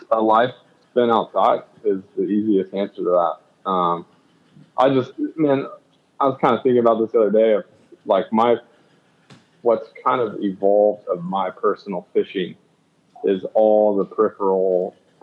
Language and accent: English; Colorado, United States; Colorado native, born and raised